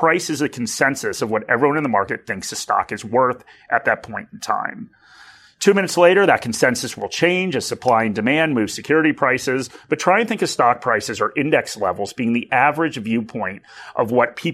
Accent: United States; accent: American; moved away as an adult; now in Australia; I do still have an American accent

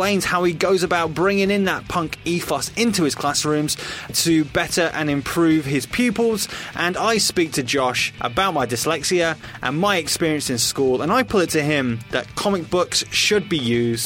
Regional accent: England, United Kingdom; as an Englishman

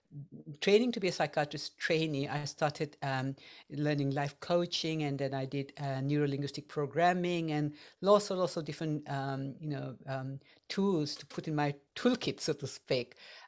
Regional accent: India; English is a second language; now in England, United Kingdom; And when I came to England from India, because that's where I'm originally from, I had I had some challenges because I could not understand people's accent

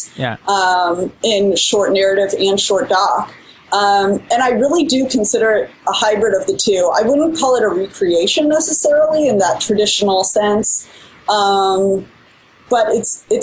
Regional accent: Midwest, United States; we're all from the Midwest and have this consistent language, sort of pacing and little phrasings that are really common in the Midwest

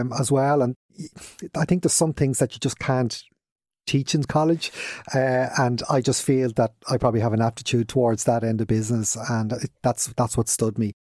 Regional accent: Dublin, Leinster, Ireland; accent: Dublin; moved away as an adult; now in Kildare, Ireland; we're from Radfarnham originally, grew, grew up there

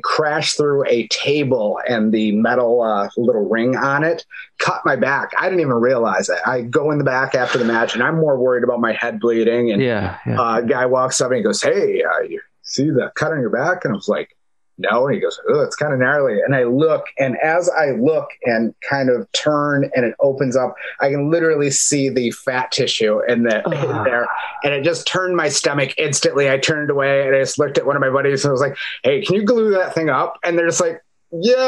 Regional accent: Detroit, Michigan, United States; moved away; I grew up in Detroit, Michigan.

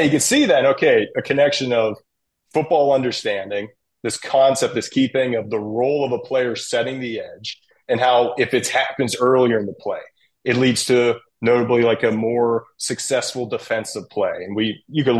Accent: Pittsburgh, Pennsylvania, United States; I'm from Pittsburgh, from the area

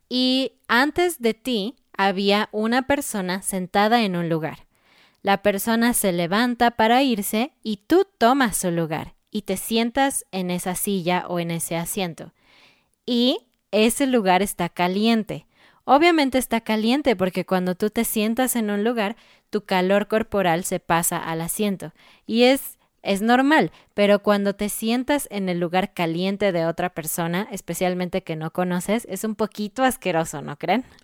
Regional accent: Mexico

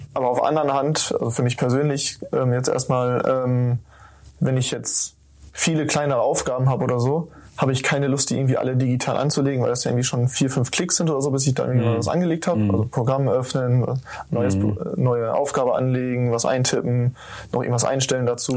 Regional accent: Lemgo, North Rhine-Westphalia, Germany; moved away as an adult; now in Bielefeld, Germany; in Lemgo, ich komme aus Lemgo

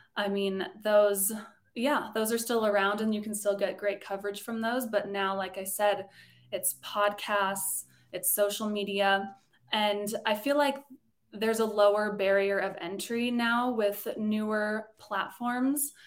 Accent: Colorado, United States; moved away; also born or lived in Los Angeles; I grew up in Colorado

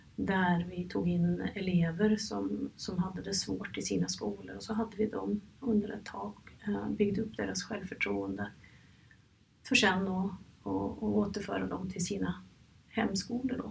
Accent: Norway; moved away as an adult; now in Stockholm, Sweden; jag kommer från Norge

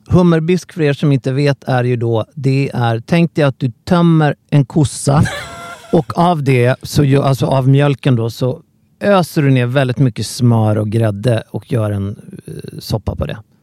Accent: Sweden; som svensk

